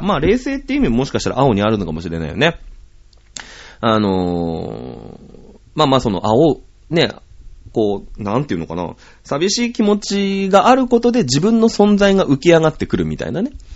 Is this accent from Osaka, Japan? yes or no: no; Shizuoka, Japan; 僕静岡人だから